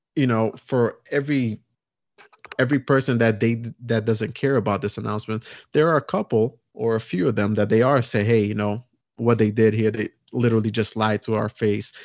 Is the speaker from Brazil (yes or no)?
yes; Brazil; moved away; I'm from Brazil originally